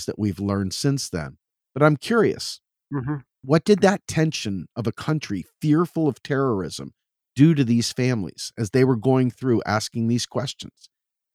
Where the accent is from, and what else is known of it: United States